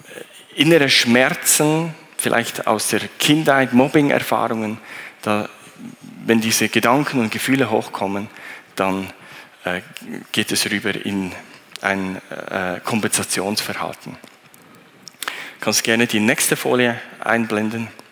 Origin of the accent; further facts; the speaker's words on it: Thun, Bern, Switzerland; ich bin äh, in Thun aufgewachsen